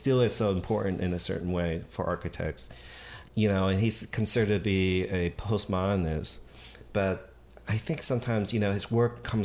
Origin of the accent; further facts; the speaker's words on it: Washington, District of Columbia, United States; moved away as an adult; also born or lived in Montgomery County, Maryland / San Francisco; now in New York, United States; I grew up in Washington, D.C.